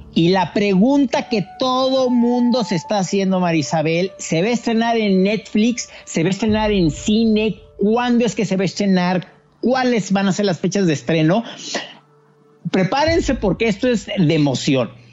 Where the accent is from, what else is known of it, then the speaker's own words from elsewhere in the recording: Mexico City, Mexico; los que crecimos en la Ciudad de México